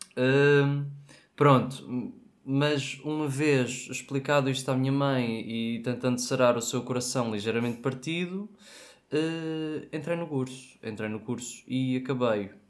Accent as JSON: {"language": "Portuguese", "region": "Madeira", "country": "Portugal", "said": "sou madeirense"}